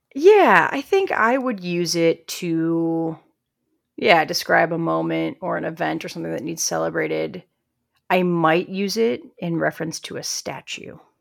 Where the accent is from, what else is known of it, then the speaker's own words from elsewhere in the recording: Midwest, United States; I'm from the Midwest where we have a healthy, healthy amount of unions